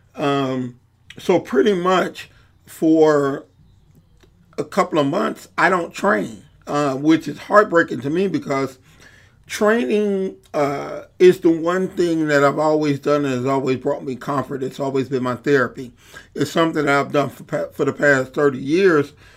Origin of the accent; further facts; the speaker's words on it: Chicago, Illinois, United States; a poor kid growing up in Englewood